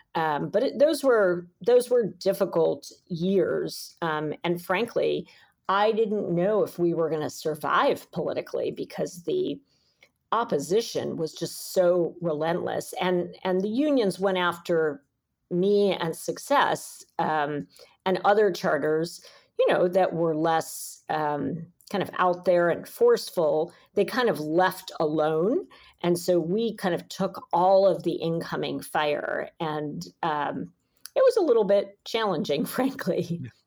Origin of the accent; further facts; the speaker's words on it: New York City, New York, United States; I'm a New Yorker and I love this city